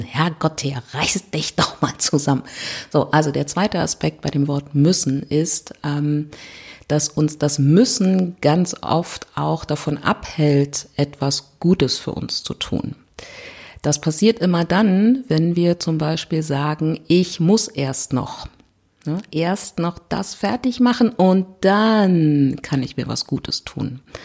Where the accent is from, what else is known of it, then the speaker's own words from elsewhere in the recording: Berlin, Germany; ich komme aus Berlin